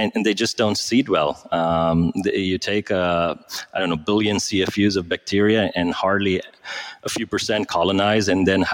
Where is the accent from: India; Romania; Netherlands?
India; moved away; I grew up in India, trained as a doctor.